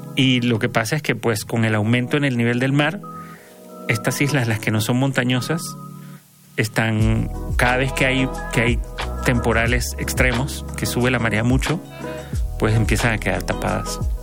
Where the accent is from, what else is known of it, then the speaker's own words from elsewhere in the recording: Panama; now in Mexico; de donde yo soy de Panamá